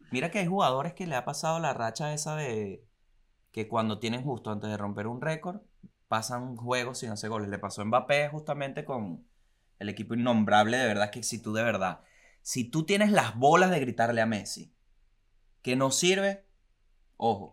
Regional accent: La Guaira, Venezuela; Acuérdate que soy de La Guaira

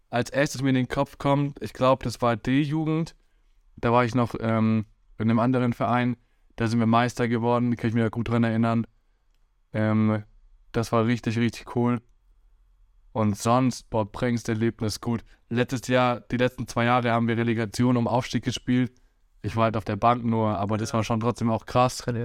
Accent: Hesse, Germany; born there; Ich bin ja in Hessen geboren und so und dann habe ich halt in Hessen angefangen zu spielen.

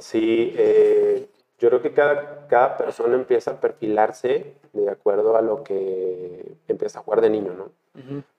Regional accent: Guadalajara, Jalisco, Mexico; Yo nací en Guadalajara

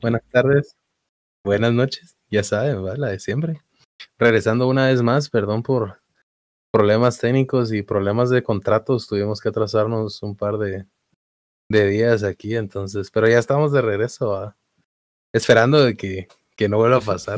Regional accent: Mazatenango, Suchitepéquez, Guatemala; nací en Mazate, soy de Mazatenango.

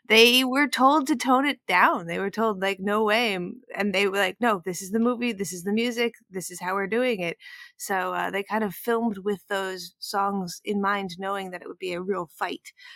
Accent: New York, United States; I grew up in New York, but I didn't grow up in any kind of level of, of music

